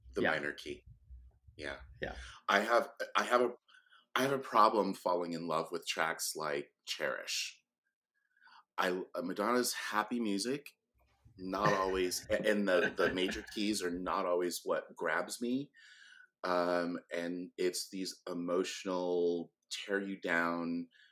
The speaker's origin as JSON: {"language": "English", "town": "Sacramento", "region": "California", "country": "United States", "tie": "born or raised there", "said": "I grew up in Sacramento, California"}